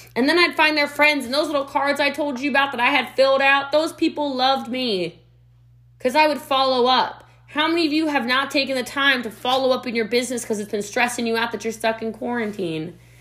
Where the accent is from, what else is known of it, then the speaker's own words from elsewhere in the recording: Middletown, Maryland, United States; now in Frisco, Texas, United States; I'm from Middletown, Maryland, right on the cusp of Myersville, Maryland. I am from the country, y'all.